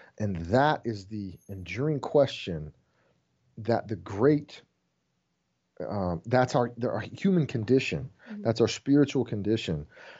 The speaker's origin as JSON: {"language": "English", "country": "Germany", "tie": "born or raised there", "moved": "yes", "lives_now": "United States", "said": "I grew up in Germany in the missions field and had moved back to the States, and there's this reverse culture shock."}